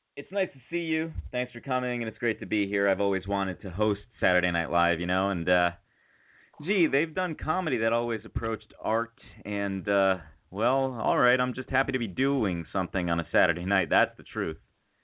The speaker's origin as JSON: {"language": "English", "region": "Arizona", "country": "United States", "tie": "born or raised there", "also_born_or_lived": "Chicago", "said": "I was born in Chicago, raised in Arizona. I moved to Arizona when I was 3 years old because my brother had asthma."}